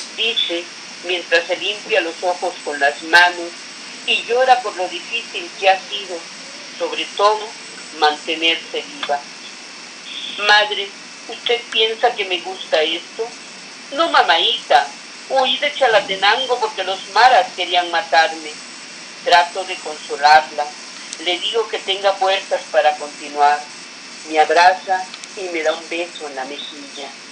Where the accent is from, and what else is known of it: Chiapas, Mexico